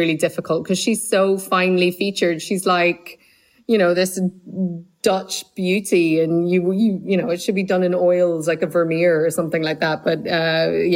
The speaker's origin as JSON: {"language": "English", "country": "Ireland", "tie": "born or raised there", "said": "growing up in Ireland"}